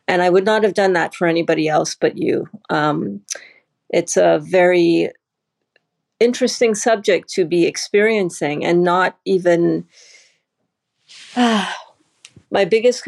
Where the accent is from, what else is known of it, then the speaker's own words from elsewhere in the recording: Canada; also born or lived in Trinidad; I'm originally from Canada by way of Trinidad first, and then Canada.